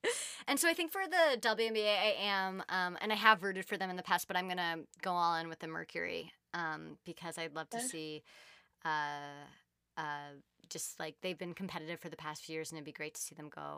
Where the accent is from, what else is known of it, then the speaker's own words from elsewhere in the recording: Bay Area, California, United States; I grew up in the Bay Area.